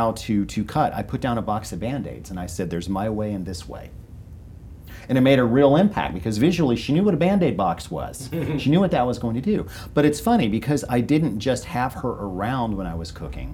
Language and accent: English; North Georgia, United States; also born or lived in Los Angeles, California; although I was born in Los Angeles, my parents very early moved back to North Georgia, where they were from, when I was only 7